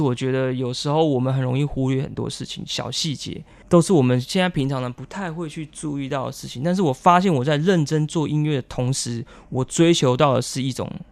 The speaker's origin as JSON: {"language": "Chinese", "town": "Dawu", "region": "Taitung County", "country": "Taiwan", "tie": "born or raised there", "first_language": "Paiwan", "second_language": "Chinese", "moved": "yes", "lives_now": "Taipei, Taiwan", "said": "我的家乡，因为我家乡隔壁是一个叫大鸟村， 哦 因为大武很多老鹰"}